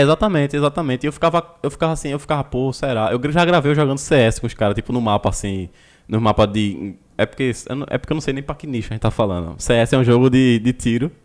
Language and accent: Portuguese; Olinda, Pernambuco, Brazil; Somos de Olinda aqui